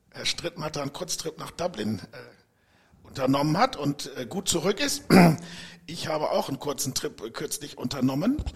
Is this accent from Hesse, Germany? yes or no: no; Dortmund, North Rhine-Westphalia, Germany; Also ich bin ein Dortmunder Junge, bin geboren in Dortmund.